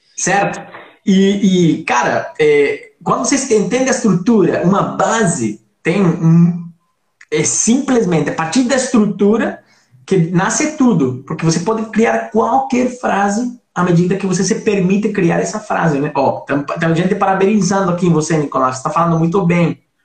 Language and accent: Portuguese; Colombia; Portuguese is a second language; moved away; somos dois colombianos